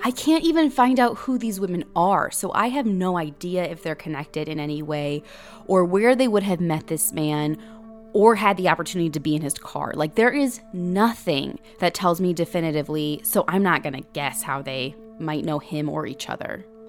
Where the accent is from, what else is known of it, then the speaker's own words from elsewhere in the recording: Middle America, Midwest, United States; we're from Middle America